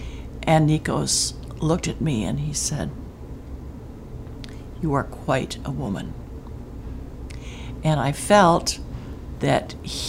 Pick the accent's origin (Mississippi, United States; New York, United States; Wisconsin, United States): Wisconsin, United States; moved away; also born or lived in California; I was born in Wisconsin in 1942 in the middle of World War II.